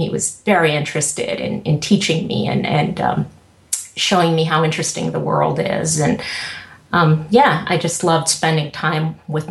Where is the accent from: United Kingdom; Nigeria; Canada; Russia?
Russia; But Yeah, I mean, I think more so than growing up in the Soviet Union, but just knowing that, gosh, you can do something that is interesting to you